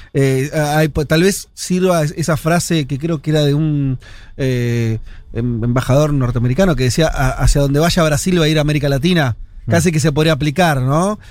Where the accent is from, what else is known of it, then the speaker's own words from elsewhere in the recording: Argentina; hay una dictadura cuando yo nací en Argentina